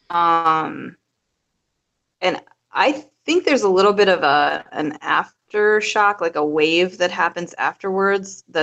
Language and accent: English; Minnesota, United States; I'm from Minnesota, but I moved all over the place.